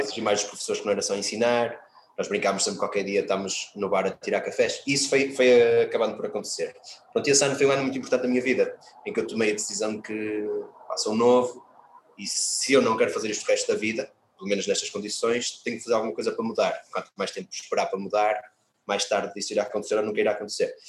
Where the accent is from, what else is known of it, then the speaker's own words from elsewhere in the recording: Viana do Castelo, Portugal; eu sou de uma aldeia de Viana do Castelo, fui para a escola, uma escola melhor um bocadinho, maior, no centro de Viana